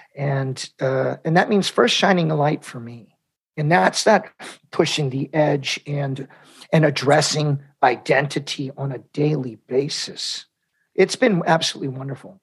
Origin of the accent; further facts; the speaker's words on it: United States; I'm Mexican American, we're Catholics